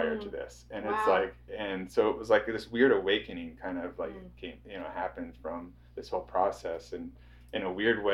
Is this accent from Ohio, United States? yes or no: yes; Fredericktown, Ohio, United States; I grew up in Fredericktown, Ohio